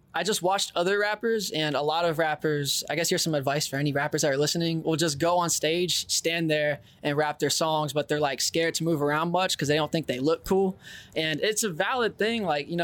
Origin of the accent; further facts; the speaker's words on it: Brenham, Texas, United States; I grew up in Brenham, Texas, which is where Blue Bell was created. It's like an hour outside of Austin, an hour and a half away from Houston.